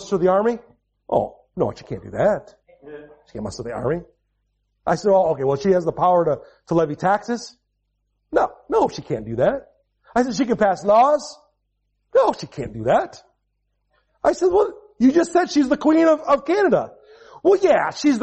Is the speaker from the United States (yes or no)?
yes; United States; I'm from America